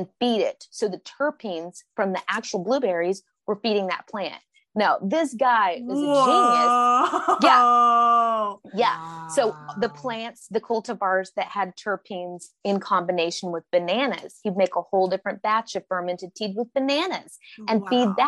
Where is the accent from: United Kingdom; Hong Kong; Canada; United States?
United States; Oklahoma; moved away; My home state is Oklahoma. So I spend a portion of time there